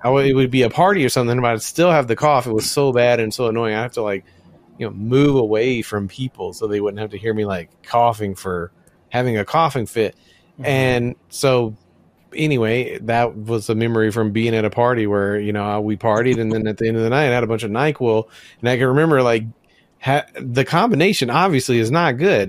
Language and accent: English; Memphis, Tennessee, United States; I'm from Memphis, Tennessee